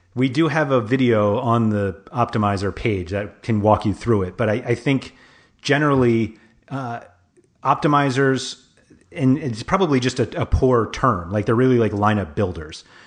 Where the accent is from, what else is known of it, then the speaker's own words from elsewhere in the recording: New York, United States; moved away; growing up in New York, like, I have friends who are Giants